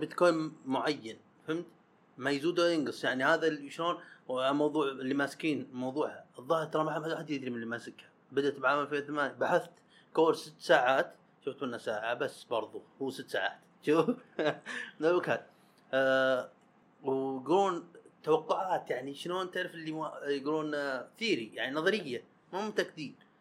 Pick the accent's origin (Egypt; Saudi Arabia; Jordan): Saudi Arabia; حنا السعوديين